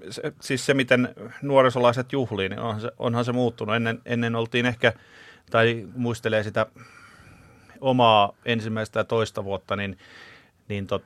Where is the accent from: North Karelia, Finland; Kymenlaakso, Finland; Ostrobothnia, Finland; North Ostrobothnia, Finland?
Kymenlaakso, Finland; Kouvola; kun Kouvolasta ollaan kotoisin, niin kauheasti puhutaan, että se on tylsä paikka ja masentava